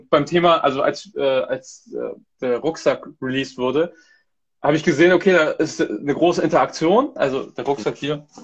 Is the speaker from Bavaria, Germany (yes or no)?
no; Hamburg, Germany; Bin aus Hamburg. Genau. aus Deutschland.